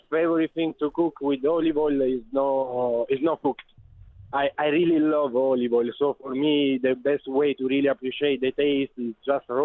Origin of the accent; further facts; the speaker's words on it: Apulia, Italy; English is a second language; I come from Puglia. It's East.